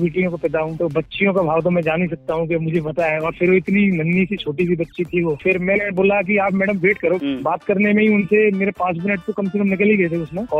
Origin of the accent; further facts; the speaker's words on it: Gwalior, Madhya Pradesh, India; moved away as an adult; also born or lived in Solapur; now in Bhopal, India; basically Gwalior का रहने वाला हूँ